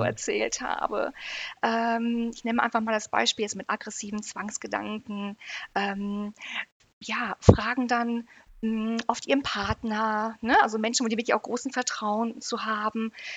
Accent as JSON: {"language": "German", "country": "United Kingdom", "moved": "yes", "lives_now": "Herford, Germany", "said": "ich komme aus Großbritannien, ne? verstehe perfekt Englisch"}